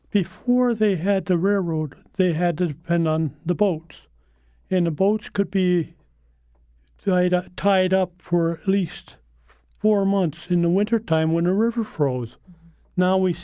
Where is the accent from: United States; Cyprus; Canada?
United States; Hickenham; Like in my hometown, Hickenham, there was a Hickenham manufacturing and machinery place, and they made farm equipment.